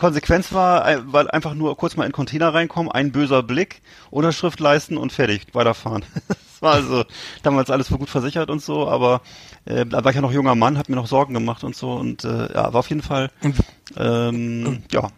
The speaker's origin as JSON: {"language": "German", "town": "Bremerhaven", "region": "Bremen", "country": "Germany", "said": "bei uns in Bremerhaven gab's ja Columbus Center"}